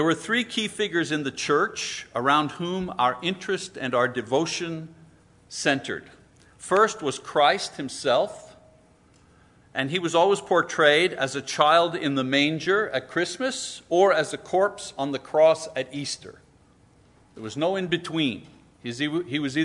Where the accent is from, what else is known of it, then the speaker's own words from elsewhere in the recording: French Quebec, Canada; I grew up in French Quebec in the 50s